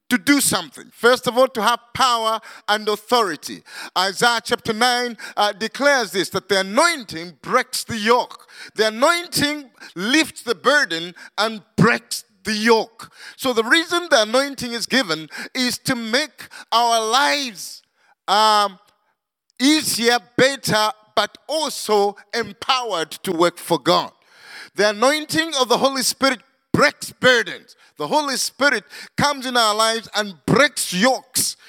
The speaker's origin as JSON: {"language": "English", "country": "Zambia", "also_born_or_lived": "Manchester, United Kingdom", "said": "Zambia, uh, uh, my home country"}